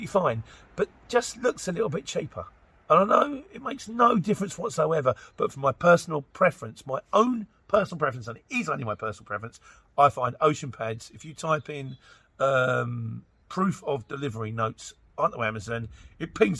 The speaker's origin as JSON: {"language": "English", "town": "Luton", "region": "East of England", "country": "United Kingdom", "said": "I'm from Luton"}